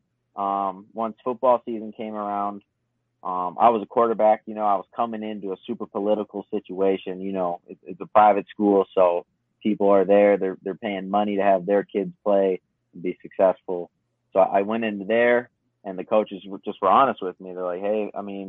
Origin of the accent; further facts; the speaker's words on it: St. Paul, Minnesota, United States; Born and raised St. Paul, Minnesota.